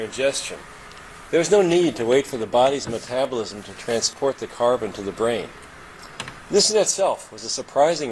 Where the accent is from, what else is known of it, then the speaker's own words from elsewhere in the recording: Kentucky, United States; moved away; also born or lived in Germany; I'm from Kentucky